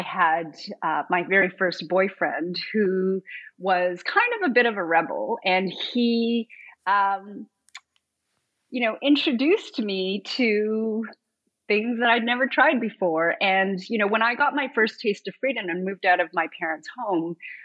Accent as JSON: {"language": "English", "town": "Montreal", "region": "Quebec", "country": "Canada", "tie": "born or raised there", "moved": "as an adult", "lives_now": "Toronto, Canada", "said": "I was born in Montreal."}